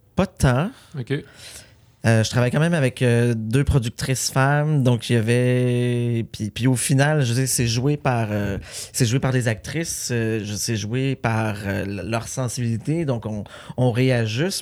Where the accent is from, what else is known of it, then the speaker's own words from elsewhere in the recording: Saint-Armand, Quebec, Canada; j'ai tourné plusieurs films sur la ferme familiale. C'était vraiment un retour aux sources.